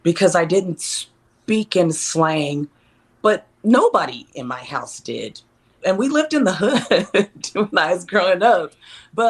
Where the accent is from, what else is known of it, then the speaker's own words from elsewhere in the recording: Texas, United States; I'm from Texas